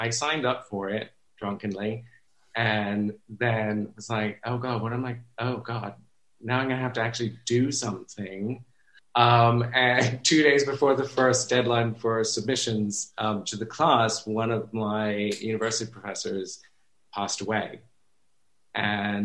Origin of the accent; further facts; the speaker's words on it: United States; now in London, United Kingdom; being African American